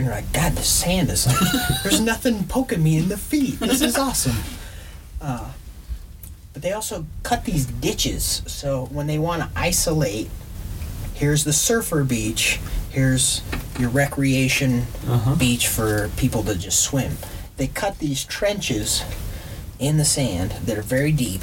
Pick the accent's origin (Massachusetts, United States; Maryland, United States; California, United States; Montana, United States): Montana, United States; I'm from Montana.